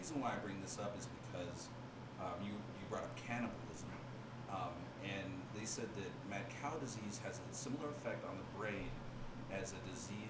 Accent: Washington, United States; You and I spent some time growing up in Washington State.

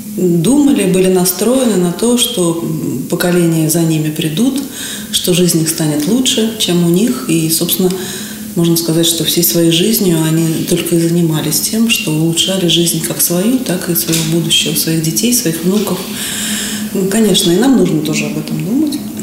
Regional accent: Moscow, Russia; мы россияне, мы москвичи

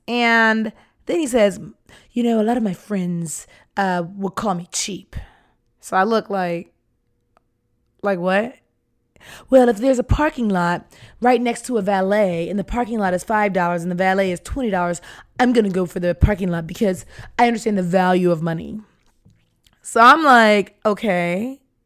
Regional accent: Atlanta, Georgia, United States; I'm from Atlanta, Georgia

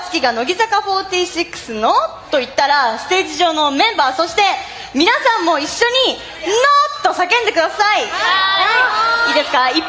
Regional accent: Shizuoka, Japan; 実は私の実家はこの富士山の裏側にあります静岡県ですはい19歳になりました

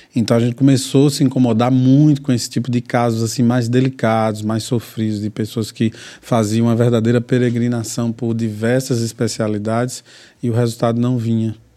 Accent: interior of Bahia, Brazil; also born or lived in São Caetano do Sul, São Paulo; nasci em São Caetano do Sul, em São Paulo, mas que fui criado no interior da Bahia

